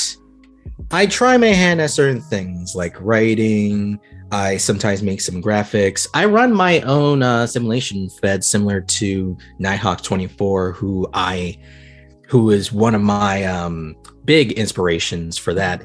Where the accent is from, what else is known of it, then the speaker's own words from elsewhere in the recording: Prattville, Alabama, United States; I am from the South. I am in Prattville, which is a town in Alabama